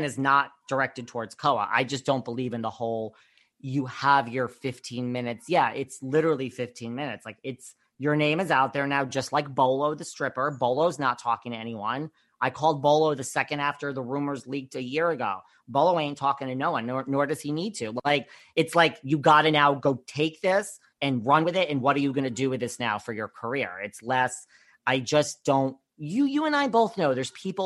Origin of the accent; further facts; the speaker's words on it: New York, United States; I'm from New York